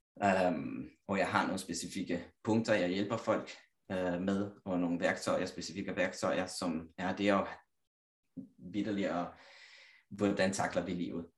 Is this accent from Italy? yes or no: yes; Italy; Danish is a second language; moved away as an adult; now in Copenhagen, Denmark; jeg kommer igen fra Italien, lille landsby, 4.000 indbyggere